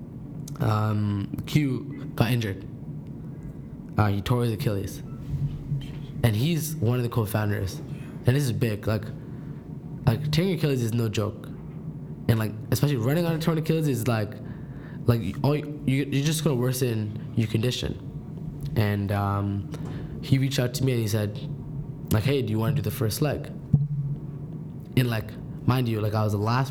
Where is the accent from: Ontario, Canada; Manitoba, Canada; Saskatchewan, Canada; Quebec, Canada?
Ontario, Canada; Toronto; I'm from Scarborough